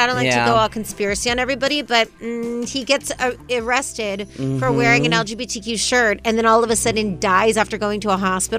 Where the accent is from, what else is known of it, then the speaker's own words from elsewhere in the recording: Las Vegas, Nevada, United States; Now, you know this is my hometown.